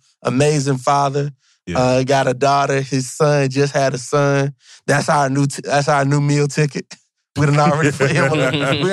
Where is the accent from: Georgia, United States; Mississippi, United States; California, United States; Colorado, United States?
Georgia, United States; Monroe; born and raised in Monroe, Georgia. That's important. Country boy that the city loves. Monroe is a population of 13,578 people.